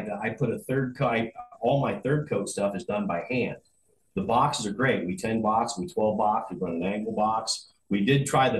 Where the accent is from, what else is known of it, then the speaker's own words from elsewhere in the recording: Phoenix, Arizona, United States; moved away; I grew up in Phoenix when I was a teenager.